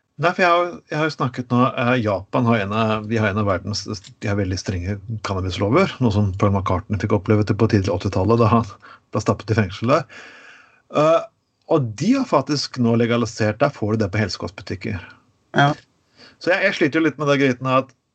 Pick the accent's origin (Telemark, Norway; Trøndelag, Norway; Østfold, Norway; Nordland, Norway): Telemark, Norway; Skien; Så jeg vokste opp i et uh, litt bedre område av min hjemby Skien